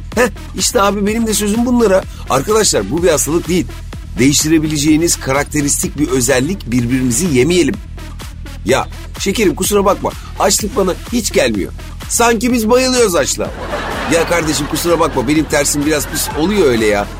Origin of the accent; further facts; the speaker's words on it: İzmit, Kocaeli, Turkey; now in Istanbul, Turkey; ben İzmitliyim